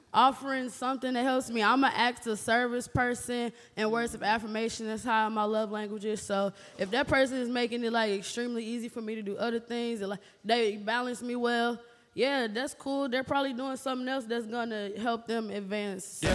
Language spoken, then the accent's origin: English; Memphis, Tennessee, United States; moved away; also born or lived in Chicago; I'm from Memphis by way of Chicago